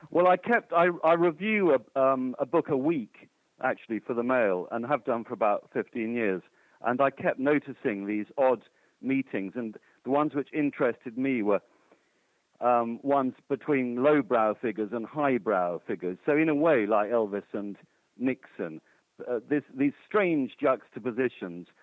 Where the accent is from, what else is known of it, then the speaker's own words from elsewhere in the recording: United Kingdom; being British myself